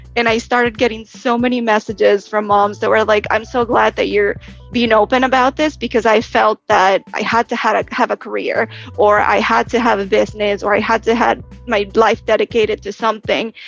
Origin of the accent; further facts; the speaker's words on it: Texas, United States; moved away as an adult; now in New York, United States; I'm originally from Texas, moved to New York after graduating college